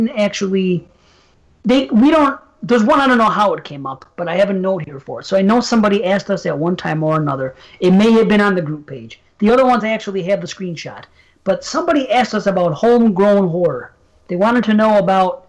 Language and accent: English; North Tonawanda, New York, United States; my hometown of North Tonawanda